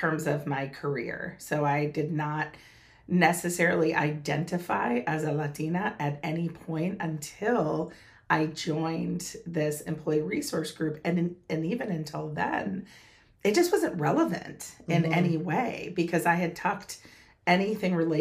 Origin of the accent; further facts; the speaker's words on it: North Central Massachusetts, United States; moved away as an adult; also born or lived in North Carolina; grew up in North Central Massachusetts